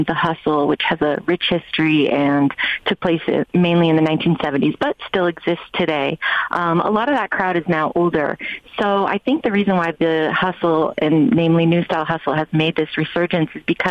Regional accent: Bay Area, California, United States; moved away; also born or lived in New York; I grew up here in the Bay Area, born and raised

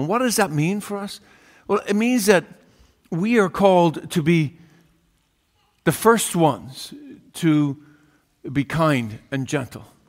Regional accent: Ireland; growing up in Ireland, uh, one of twelve children

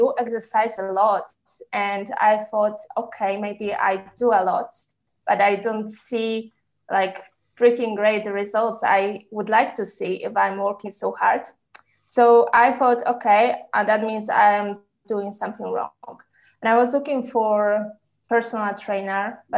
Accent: Poland; now in Switzerland; currently I live in Switzerland, but I'm originally from Poland

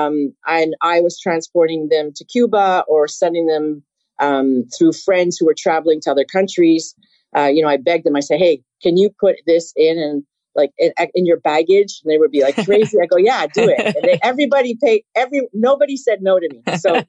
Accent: Canada; Being Canadian

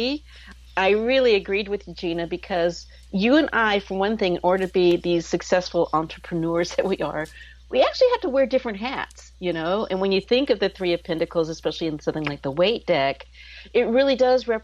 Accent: Texas, United States; now in West Coast, United States; I grew up in Texas

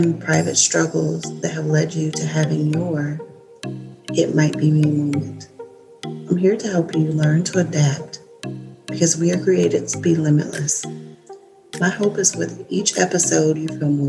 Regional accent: Kansas, United States; now in Virginia, United States; I'm originally from Kansas, and I now live in Virginia with my husband

